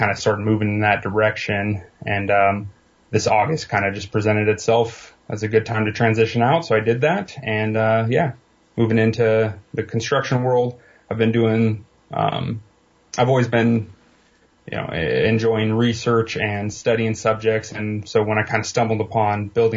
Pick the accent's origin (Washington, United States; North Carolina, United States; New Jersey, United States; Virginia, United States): Washington, United States; Eastern; born and raised mostly in Eastern Washington